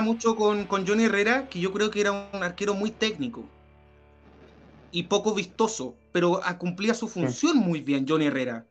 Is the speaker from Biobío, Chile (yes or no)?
no; San Bernardo, Santiago Metropolitan Region, Chile; nosotros que somos de San Bernardo